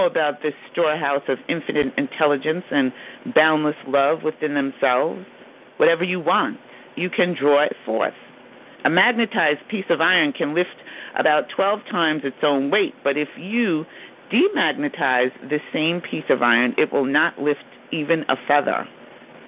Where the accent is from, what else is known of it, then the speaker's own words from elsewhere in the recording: New York, United States; accent: New York; my New York accent